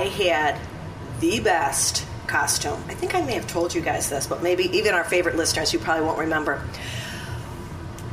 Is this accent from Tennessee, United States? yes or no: no; Glen Ellyn, Illinois, United States; when we were growing up in Glen Ellen, Halloween was like a big deal.